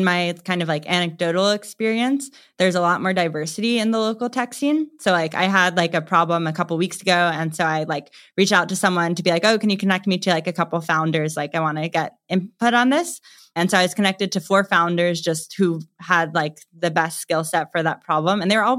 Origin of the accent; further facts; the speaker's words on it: New York, United States; So I'm originally from New York. So I didn't really choose New York. I just was okay there and then I stayed there. And I do love New York. My family is there.